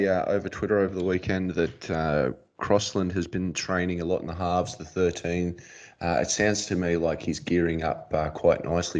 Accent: New South Wales, Australia; we're from New South Wales

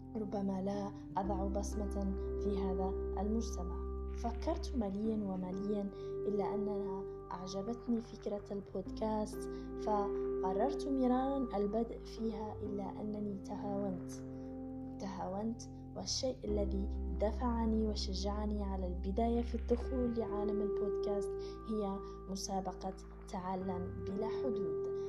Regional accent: Algeria; من الجزائر

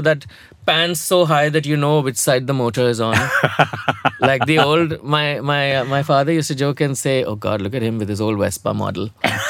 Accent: Hyderabad, Telangana, India; I was a small town boy. I came here from Hyderabad. I didn't know how to navigate social spaces.

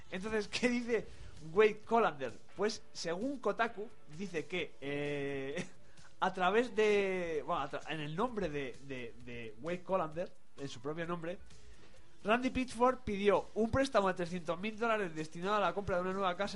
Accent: Madrid, Community of Madrid, Spain; porque soy de Villaverde.

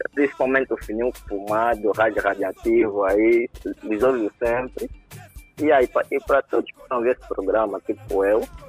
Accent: Calulo, Cuanza Sul, Angola; eu também sou de Calulo

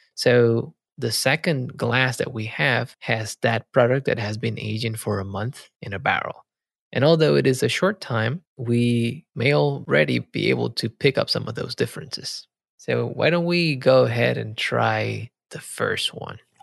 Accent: Puerto Rico; moved away; I grew up in Puerto Rico

